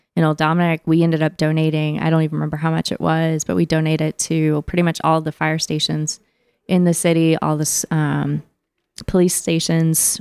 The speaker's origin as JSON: {"language": "English", "town": "Cincinnati", "region": "Ohio", "country": "United States", "moved": "yes", "lives_now": "Memphis, United States", "said": "I'm from Cincinnati, Ohio"}